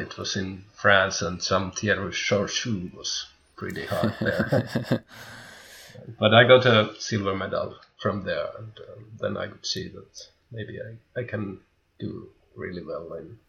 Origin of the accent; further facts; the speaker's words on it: Vihanti, North Ostrobothnia, Finland; now in Turku, Finland; I was born in Vihanti. It's a small place in middle of Finland. Finland is quite a big country as well. And now I'm living in Turku, which is in South Finland.